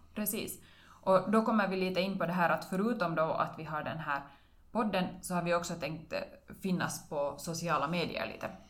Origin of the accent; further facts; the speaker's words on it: Karis, Uusimaa, Finland; now in Vörå, Finland; Jag är bosatt i Vörå, men jag är hemma från Karis.